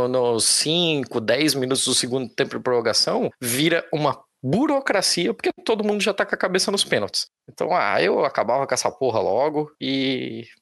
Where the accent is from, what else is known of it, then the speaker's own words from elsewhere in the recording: Brazil; Tudo bem que a gente, enquanto brasileiro, se fudeu pra caralho um monte de gol de ouro, né?